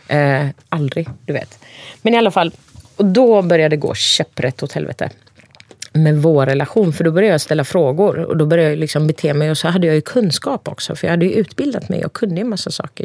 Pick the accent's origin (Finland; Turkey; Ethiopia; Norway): Turkey; Cihanbeyli, Konya; also born or lived in Ankara, Turkey; now in Sweden; I Jahanbeyli där jag kommer ifrån